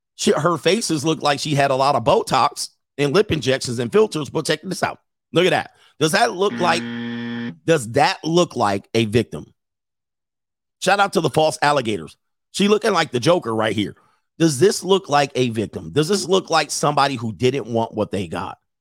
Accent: California, United States; growing up in California

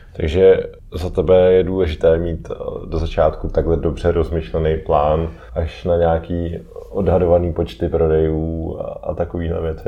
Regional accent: Czechia; u nás v Čechách

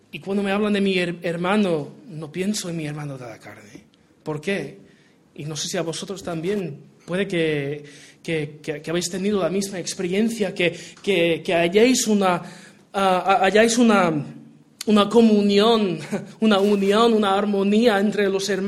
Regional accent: Portugal; Spanish is a second language; Yo me crié en Portugal, eh, soy hijo de misioneros. Y si mi acento español es malísimo, pues es una combinación de portugués y americano

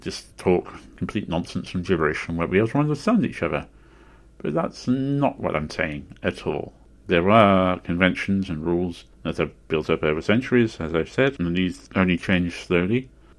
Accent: North West England, United Kingdom; Now, I grew up in Lancashire, in the northwest of England, but I don't have a Lancashire accent.

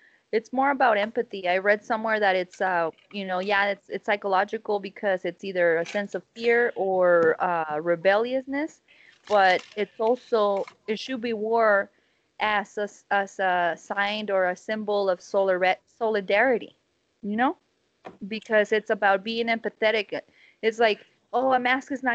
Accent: United States; We're selfish Americans. You know, I'm Mexican American.

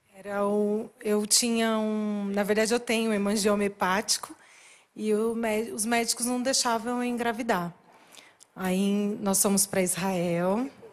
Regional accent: Paraná, Brazil; Nós não somos daqui de São Paulo, somos do Paraná.

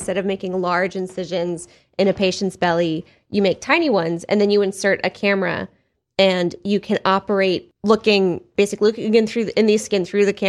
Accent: New York, United States; I am from New York, born and raised

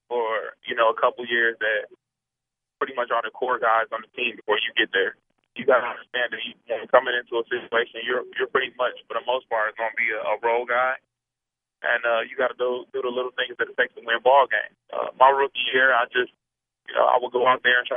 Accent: Milwaukee, Wisconsin, United States; Growing up in Milwaukee

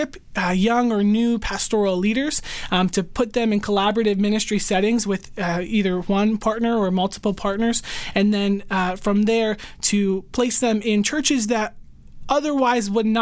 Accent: York, Pennsylvania, United States; also born or lived in West Chester, Pennsylvania; I'm originally from York, Pennsylvania

